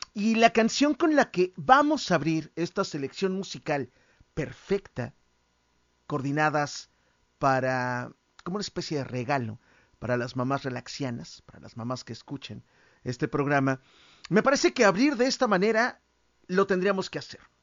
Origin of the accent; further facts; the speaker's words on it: Mexico; como mexicanos podríamos